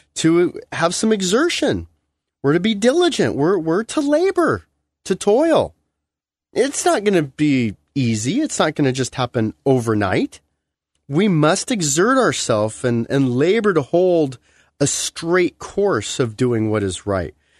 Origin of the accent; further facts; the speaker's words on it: United States; being an American